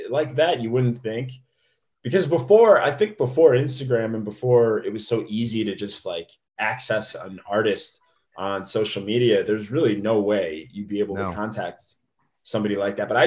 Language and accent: English; Midwest, United States; but I'm from the Midwest.